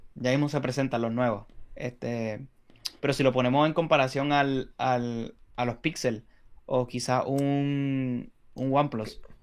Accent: Puerto Rico; nosotros somos de Puerto Rico

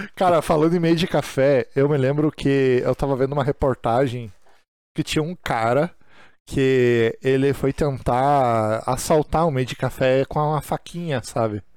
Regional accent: Brazil; nós que somos brasileiros

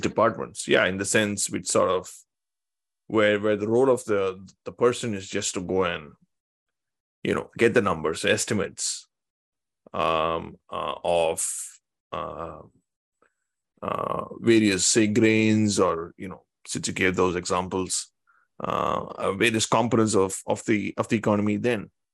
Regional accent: Tamil Nadu, India; I come from Tamil Nadu

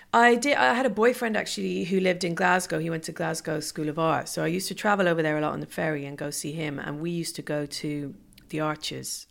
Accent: Ireland; moved away; growing up in Ireland

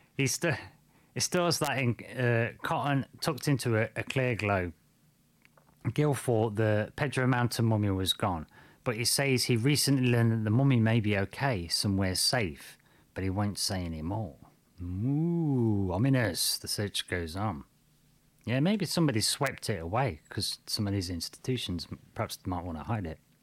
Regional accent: United Kingdom; I'm from Britain

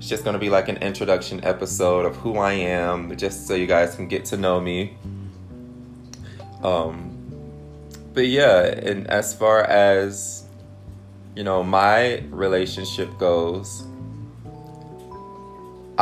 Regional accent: Detroit, Michigan, United States; I'm from Detroit.

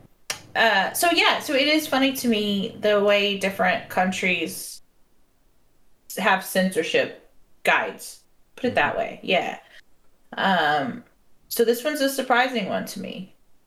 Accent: United States; being that I'm American

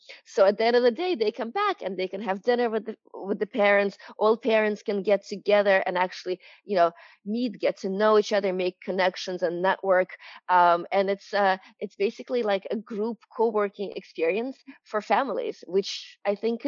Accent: New York, United States; I'm from New York

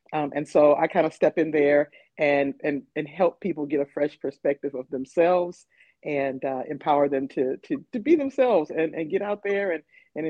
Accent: Flint, Michigan, United States; moved away as an adult; now in Nashville, United States; I am originally from Flint, Michigan, but I have been living in Nashville, Tennessee for 10 plus years now.

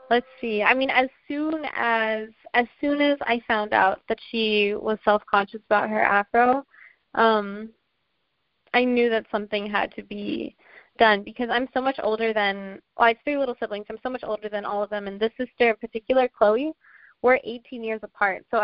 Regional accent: Washington, District of Columbia, United States; uh, I'm from Washington, D.C. Um, my dad is originally from St. Barts, which is a small island in the Caribbean, so I identify as like Afro Caribbean American.

